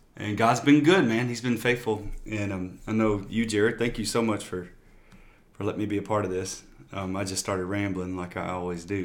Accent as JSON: {"language": "English", "region": "Louisiana", "country": "United States", "moved": "as an adult", "lives_now": "San Antonio, United States", "said": "I'm from Louisiana, down south"}